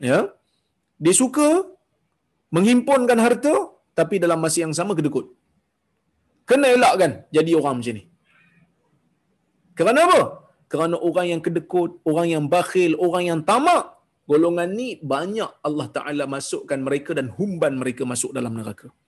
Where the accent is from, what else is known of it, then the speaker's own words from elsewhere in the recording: Perak, Malaysia; tuan-tuan saya orang Perak orang Perak ni pun kasar juga bahasa dia orang Perak ni pun kasar bahasa dia